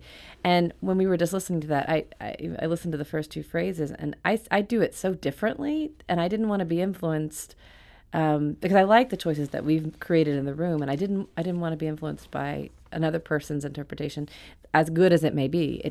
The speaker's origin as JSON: {"language": "English", "region": "Alabama", "country": "United States", "moved": "yes", "lives_now": "New York, United States", "said": "I live in New York with my husband and family. I'm from Alabama"}